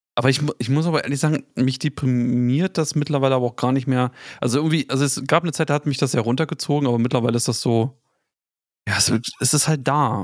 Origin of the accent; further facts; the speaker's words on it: the East, eastern Germany, Germany; Ich komme halt aus dem Osten. Wir haben halt irgendwie im Dorf